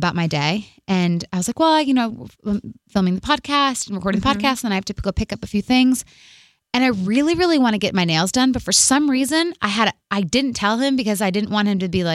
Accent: Michigan, United States; I'm from Michigan.

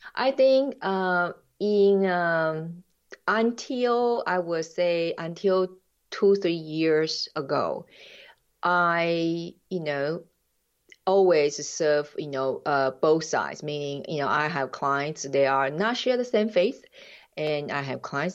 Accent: Taiwan; English is a second language; moved away as an adult; also born or lived in United States / Jamaica; now in Switzerland; I'm original from Taiwan

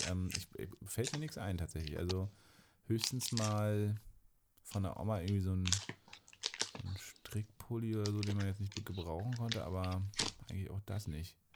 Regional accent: East Germany, Germany; Ich glaube, wir sind beide im Osten aufgewachsen.

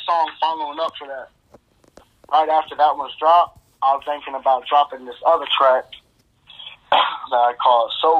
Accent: Florida, United States; I'm from Florida

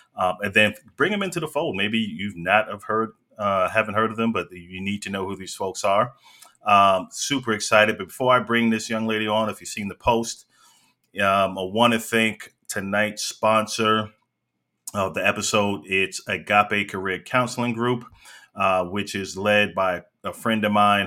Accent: New York, United States; I'm originally from New York.

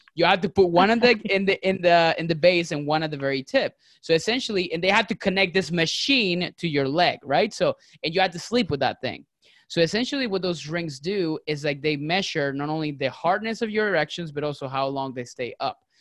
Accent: Venezuela; now in Tampa, United States; I'm originally from Venezuela

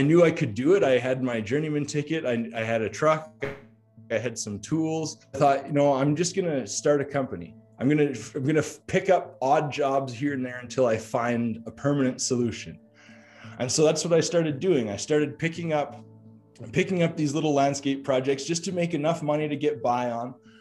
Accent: Calgary, Alberta, Canada; moved away as an adult; I moved back to Calgary, which was my hometown

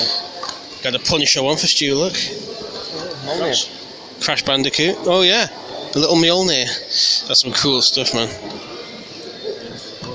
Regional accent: United Kingdom; I'm British

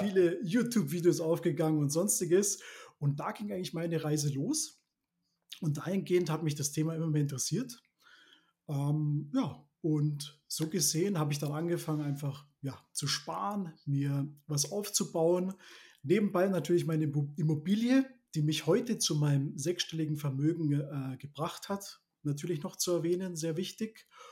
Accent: Neuburg an der Donau, Bavaria, Germany; Ich komme aus, der, aus den Schienen Neuburg. Das ist ja inmitten Bayern, kann man sagen. Lebe da mit meiner Familie und unserem Hund

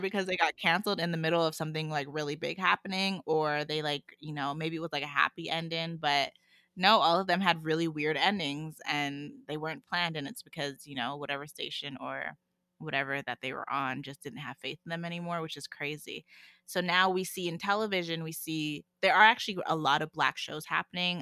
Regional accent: Calgary, Alberta, Canada; also born or lived in Miami, United States; when I moved back to Calgary from Miami

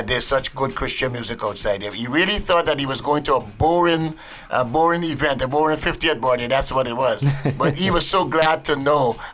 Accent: Guyana; moved away as an adult; now in New York, United States; growing up in Guyana

